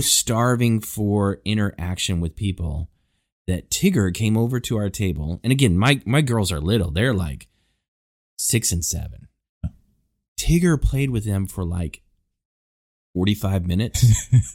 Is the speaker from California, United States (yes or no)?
no; Houston, Texas, United States; We're from Houston